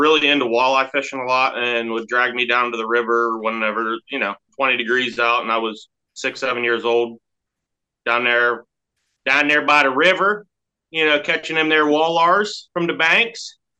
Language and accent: English; small town 60 miles north of Pittsburgh, Pennsylvania, United States; I'm not from town. I'm 60 miles north of Pittsburgh. I'm from a small little town in Bethlehem, Pennsylvania.